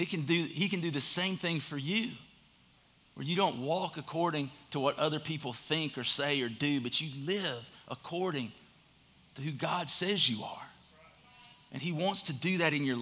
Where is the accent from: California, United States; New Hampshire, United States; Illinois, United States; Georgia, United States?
Georgia, United States; Statesboro; I'm from Statesboro, Georgia.